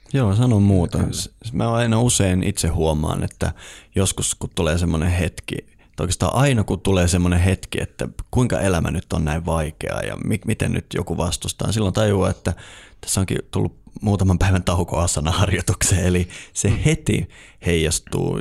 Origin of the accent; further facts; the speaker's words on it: Eastern Lapland, Finland; moved away; mä oon itse kotoisin tuolta Itä-Lapista